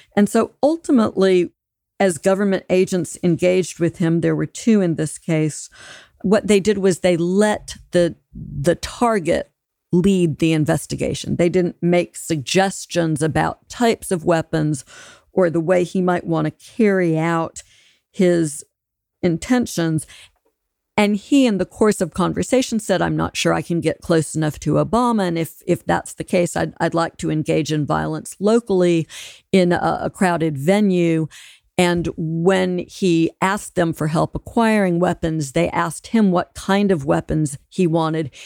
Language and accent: English; Alabama, United States; So I'm from Alabama. That's a militia country.